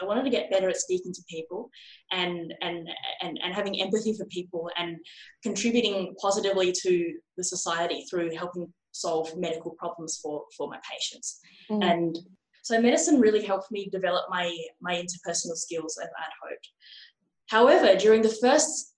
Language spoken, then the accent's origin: English; Australia; my hometown and across Australia